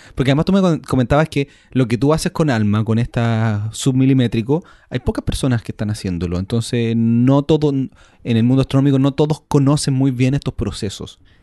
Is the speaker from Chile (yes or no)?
yes; Chile; porque somos chilenos